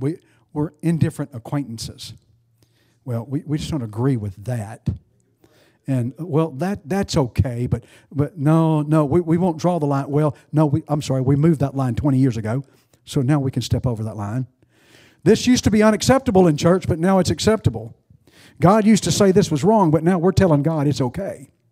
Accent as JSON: {"language": "English", "country": "United States", "said": "I'm an American"}